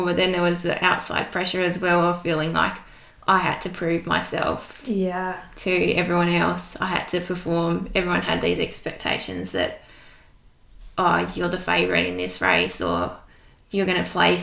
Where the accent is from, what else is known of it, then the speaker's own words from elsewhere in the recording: Hobart, Tasmania, Australia; I grew up in Hobart, born and bred.